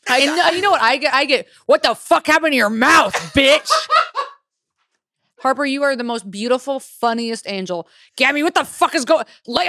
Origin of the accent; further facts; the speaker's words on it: Australia; I'm Australian. We have pies with meat in them.